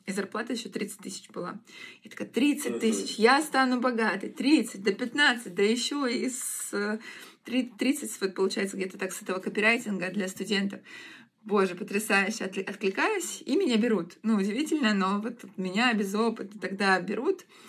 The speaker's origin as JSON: {"language": "Russian", "town": "Rostov-on-Don", "region": "Rostov Oblast", "country": "Russia", "also_born_or_lived": "Krasnodar", "moved": "as an adult", "said": "Я сама ростовчанка, и мне очень не нравится в Краснодаре жить"}